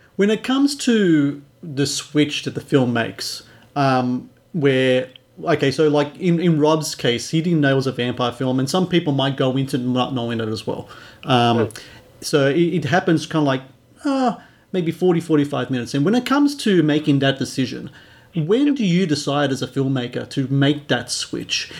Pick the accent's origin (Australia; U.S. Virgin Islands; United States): Australia; as a Aussie